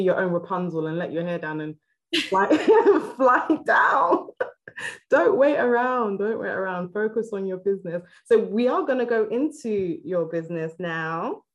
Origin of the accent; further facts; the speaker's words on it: Nigeria; I'm originally Nigerian